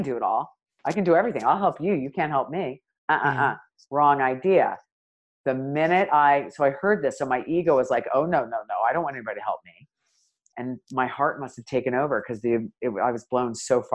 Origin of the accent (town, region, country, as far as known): United States